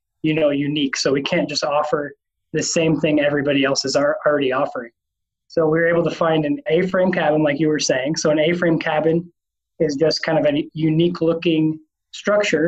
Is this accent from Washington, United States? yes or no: yes; Washington, United States; also born or lived in St. Louis; now in Arkansas, United States; both my wife and I are from the West Coast, so we're from Washington State originally